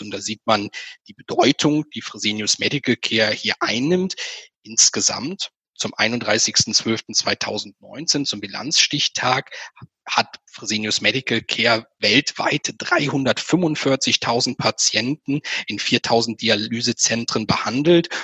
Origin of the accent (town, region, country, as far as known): Germany